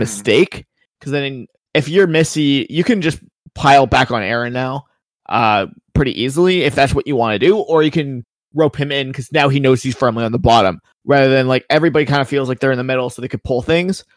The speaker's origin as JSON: {"language": "English", "country": "Canada", "said": "I am Canadian"}